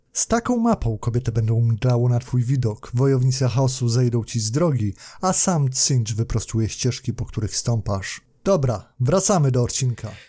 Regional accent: Poland; W Polsce się urodziłem

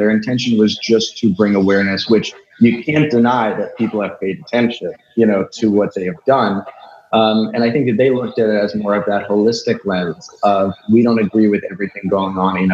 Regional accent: New York, United States; I'm from New York.

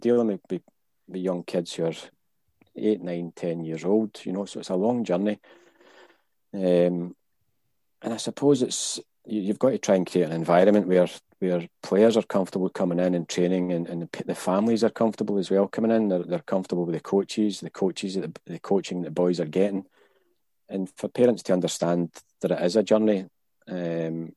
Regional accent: Hamilton, Scotland, United Kingdom; I was from Hamilton. I was from the West. So we would just play boys' club. So 10 years, 11 years, 12 years old, you would play boys' clubs

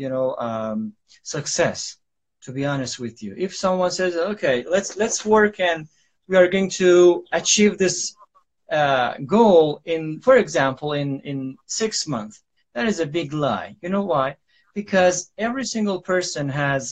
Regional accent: Iran; English is a second language; now in Istanbul, Turkey; I am from Iran too, but I reside in Istanbul, Turkey

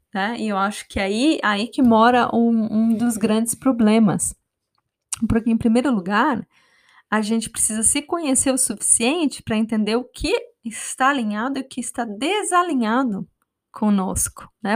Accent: Brazil; eu cresci no Brasil

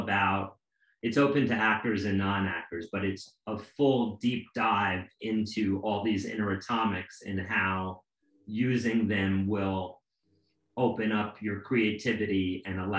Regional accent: New York City, New York, United States; growing up in Alphabet City in New York

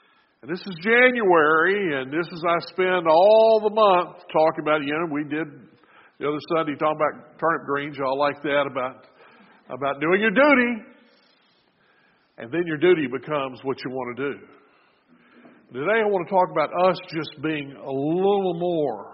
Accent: the American South, United States; as a Southerner

